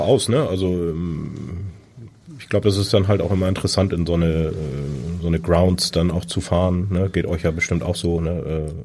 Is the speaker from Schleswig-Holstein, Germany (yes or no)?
yes; Föhr, Schleswig-Holstein, Germany; Ich bin auf der Insel Föhr geboren.